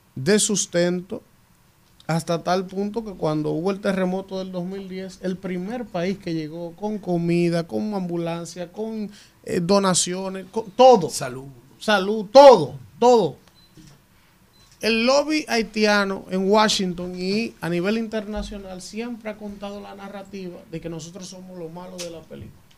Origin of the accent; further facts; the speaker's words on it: Dominican Republic; como dominicano